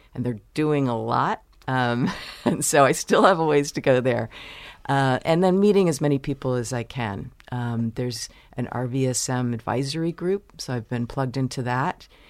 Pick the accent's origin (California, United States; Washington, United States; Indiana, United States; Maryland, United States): Maryland, United States; Baltimore; moved away as an adult; also born or lived in Chicago / Virginia / New York; now in Michigan, United States; my family moved to Baltimore, where I grew up